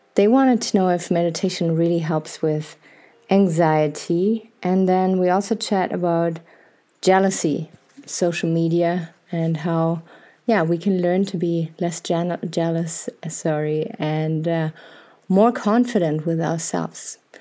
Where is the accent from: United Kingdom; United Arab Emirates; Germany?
Germany; accent: maybe not harsh German; I was uh, born and raised in Germany